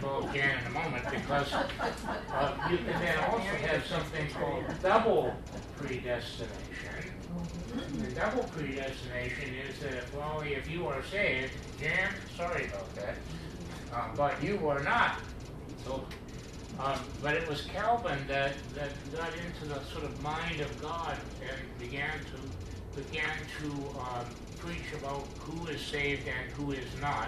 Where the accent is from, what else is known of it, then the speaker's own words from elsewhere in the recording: Pittsburgh, Pennsylvania, United States; also born or lived in Wisconsin; I'm from Pittsburgh